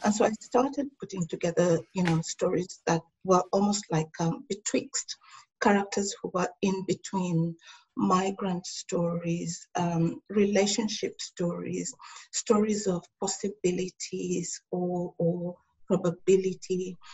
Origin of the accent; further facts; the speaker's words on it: Tanzania; now in Melbourne, Australia; I also have my family in Africa, in Tanzania